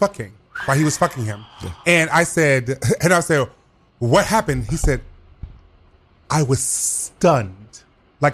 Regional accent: the South, United States; I'm from the South. I do know growing up

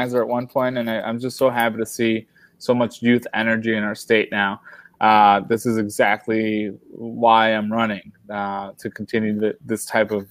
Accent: Revere, Massachusetts, United States; also born or lived in Colombia; I landed right here in Revere. I've never really moved. I've been kind of a townie, if you will, as much as an immigrant can be a townie. I grew up here

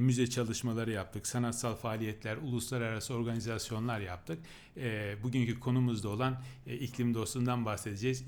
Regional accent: Çamlıhemşin, Rize Province, Turkey; now in Ankara, Turkey; ben Rize Çamlı hemşinliyim

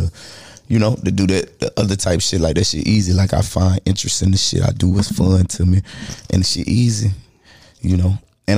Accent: Charlotte, North Carolina, United States; I'm from Charlotte

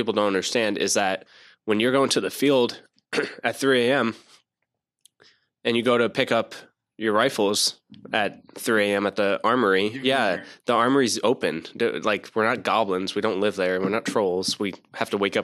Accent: New Jersey, United States; moved away as an adult; also born or lived in Camp Lejeune, North Carolina; now in North Carolina, United States; I'm from Jersey

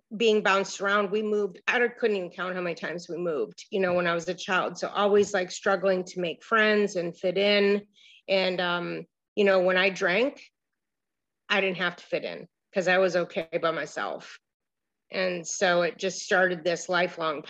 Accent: Miami Beach, Florida, United States; also born or lived in Cleveland, Ohio; I grew up in Miami Beach

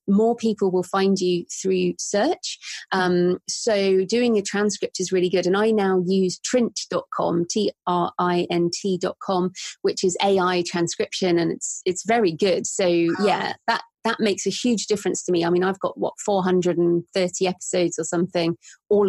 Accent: England, United Kingdom; I'm very English.

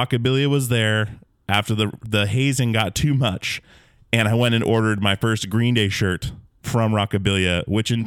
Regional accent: Alaska, United States; growing up in Alaska, back in the woods where there was no internet

